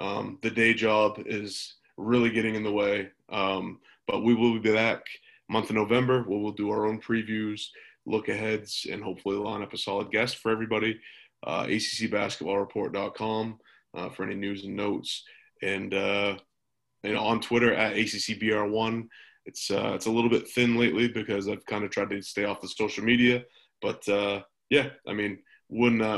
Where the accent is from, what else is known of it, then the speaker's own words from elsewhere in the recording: Northern Maine, United States; I'm from Northern Maine